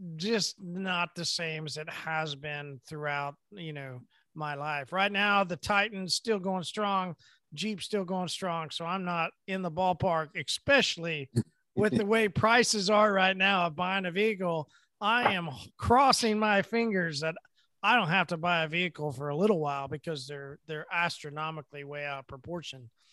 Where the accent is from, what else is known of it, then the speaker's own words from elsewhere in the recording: Midwest, United States; I'm from the Midwest. We say Merry Christmas